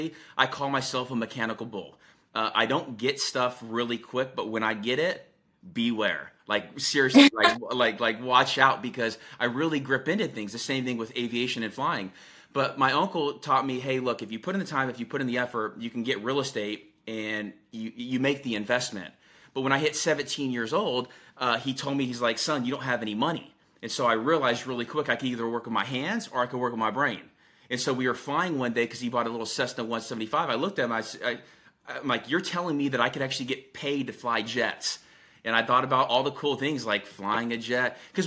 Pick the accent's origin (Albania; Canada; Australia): Albania; So I'm from Albania, and so the T is silent.